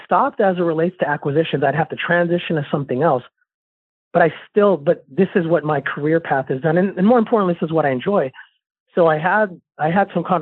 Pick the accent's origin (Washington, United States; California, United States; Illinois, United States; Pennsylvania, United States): California, United States; Southern; moved away as an adult; also born or lived in Northwest Arkansas; now in Arkansas, United States; I'm from Southern California. I'm of Filipino descent.